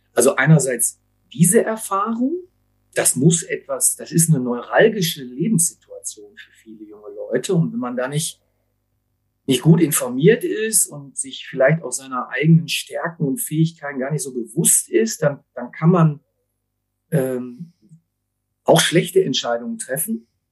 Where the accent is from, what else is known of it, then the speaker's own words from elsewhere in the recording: Essen, North Rhine-Westphalia, Germany; ich bin aber gebürtiger Essener